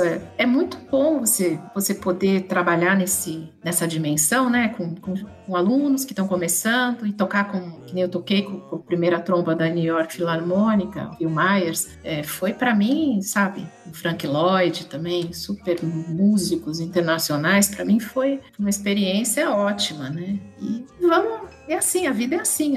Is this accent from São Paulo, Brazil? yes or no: yes; São Paulo, Brazil; moved away as an adult; now in Bragança Paulista, Brazil; Sou de São Paulo, estudei música em São Paulo